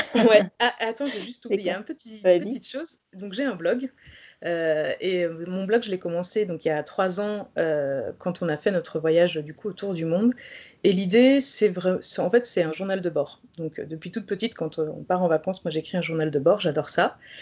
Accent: Pays de la Loire, France; moved away as an adult; also born or lived in Belgium; je suis née en Loire-Atlantique.

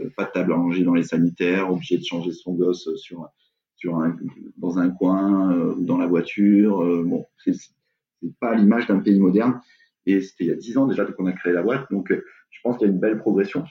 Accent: Aix-en-Provence, Provence-Alpes-Côte d'Azur, France; also born or lived in Bordeaux / England; je viens d'Aix-en-Provence et euh, aujourd'hui, la boîte est encore à Aix-en-Provence. J'ai pas passé ma vie à Aix-en-Provence, mais j'ai un peu bougé à Bordeaux

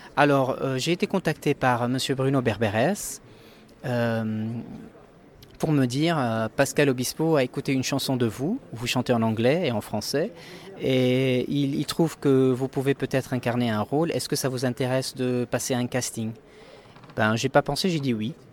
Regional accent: Lebanon; j'ai grandi au Liban, je suis né au Liban

